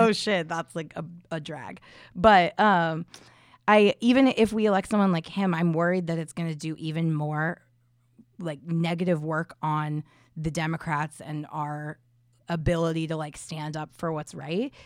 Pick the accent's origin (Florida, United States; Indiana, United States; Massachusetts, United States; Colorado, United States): Indiana, United States; I'm from Indiana, I grew up there